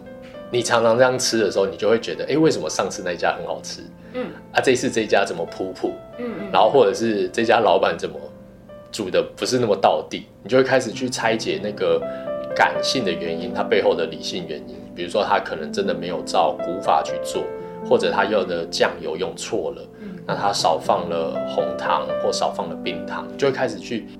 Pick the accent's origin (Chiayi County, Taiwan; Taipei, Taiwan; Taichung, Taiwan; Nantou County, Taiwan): Taipei, Taiwan; also born or lived in Hamaxing, Kaohsiung / Hsinchu / Hualien; 因为以前我只认识台北嘛，我在台北长大，那所以我我然后我在花莲念书，